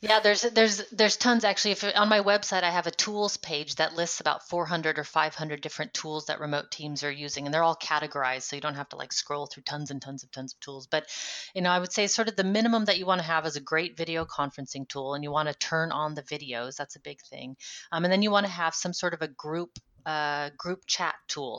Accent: United States; moved away as an adult; now in Netherlands; I'm an American living in the Netherlands for the last 10 years

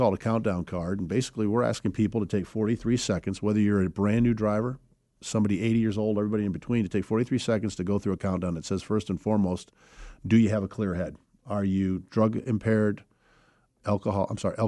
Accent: Chicago, Illinois, United States; now in Atlanta, United States; I grew up in the Chicago area

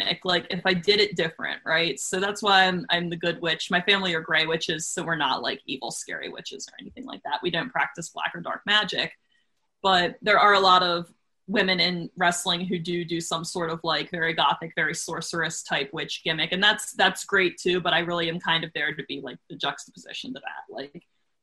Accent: Maryland, United States; I'm from Maryland

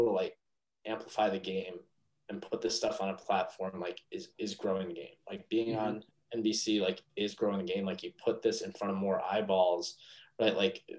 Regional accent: East Meadow, New York, United States; Yeah. I'm from East Meadow originally.

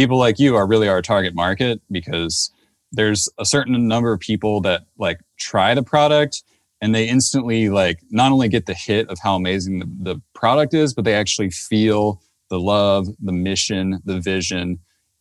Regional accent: Maryland, United States; moved away as an adult; also born or lived in Davis, California; now in Santa Cruz County, United States; I had just moved to Davis, California from the East Coast where I grew up in Maryland

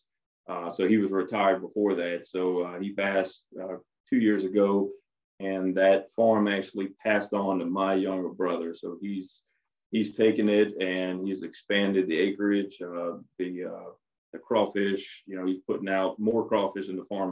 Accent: Richard, Louisiana, United States; also born or lived in Sorrento, Louisiana / Baton Rouge, Louisiana; I was born and raised in South Louisiana, a little farming community in Acadia

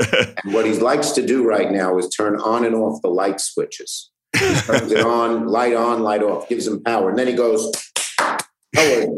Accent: New York City, New York, United States; I'm from Brooklyn

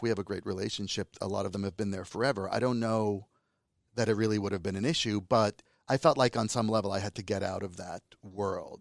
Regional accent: United States; accent: American; Calabrian (in Italian); also born or lived in Calabria, Italy; So I speak Italian better than a typical Italian American, quote, unquote. but I also have a Calabrian accent, and I have an American accent

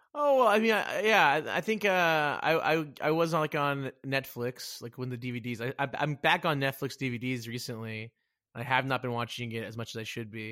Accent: Dallas, Texas, United States; also born or lived in Plano, Texas; I'm from, uh, Dallas, freaking Texas

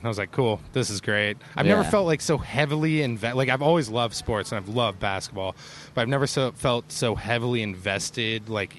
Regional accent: Cleveland, Ohio, United States; also born or lived in Columbus, Ohio; Like, … and I grew up in Cleveland

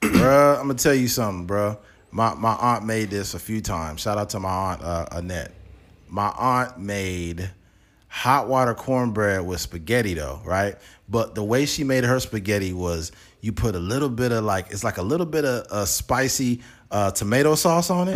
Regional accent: United States; as an American

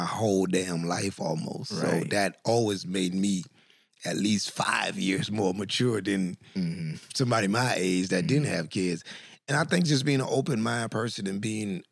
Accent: Opa-locka, Florida, United States; I'm from Opa-locka in Miami

